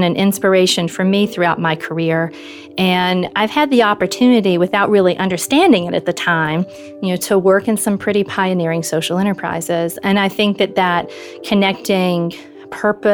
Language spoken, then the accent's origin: English; LaGrange, Georgia, United States; moved away as an adult; now in Washington, D.C., United States; I grew up in rural Georgia in a little town called LaGrange, which was a textile town